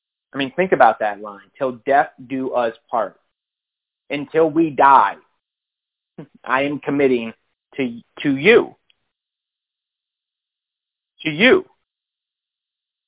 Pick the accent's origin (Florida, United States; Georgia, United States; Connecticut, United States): Connecticut, United States; also born or lived in Philadelphia / Washington, D.C. / Virginia; now in Austin, United States; we grew up in Connecticut